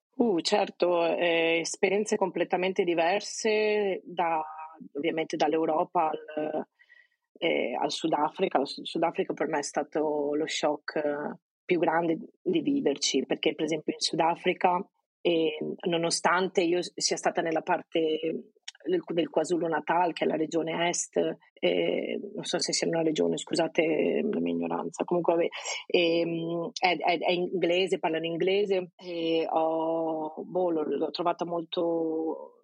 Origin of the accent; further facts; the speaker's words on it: province of Venice, Veneto, Italy; moved away as an adult; also born or lived in England / London / South Africa; now in Lisbon, Portugal; sono veneta, vengo da un piccolo paesino nella provincia di Venezia, nella pianura padana.